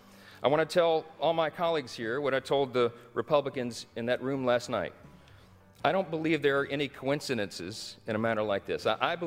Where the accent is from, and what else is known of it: Shreveport, Louisiana, United States; born or raised there